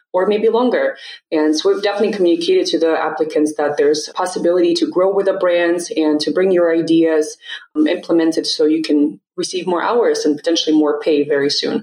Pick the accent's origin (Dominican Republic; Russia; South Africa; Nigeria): Russia; moved away as an adult; now in United States; So I was born and raised in Russia. I moved to the States when I was 18